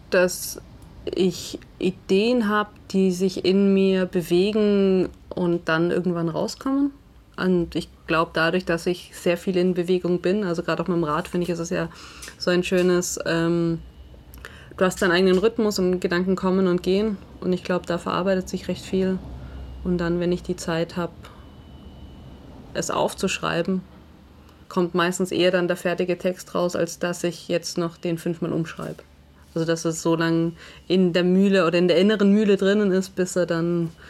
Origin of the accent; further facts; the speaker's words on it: Southern Germany, Germany; Also ich komme ja aus Süddeutschland oder Deutschland ist ja eine Fußballnation.